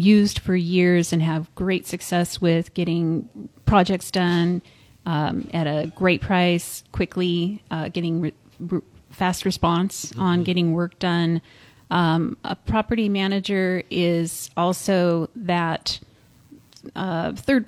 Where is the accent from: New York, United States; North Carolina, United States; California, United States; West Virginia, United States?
California, United States; San Luis Obispo; I was born in San Luis Obispo